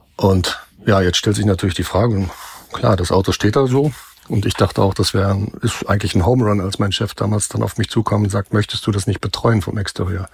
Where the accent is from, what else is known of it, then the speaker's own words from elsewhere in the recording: North Rhine-Westphalia, Germany; moved away; ich komme aus Westfalen ursprünglich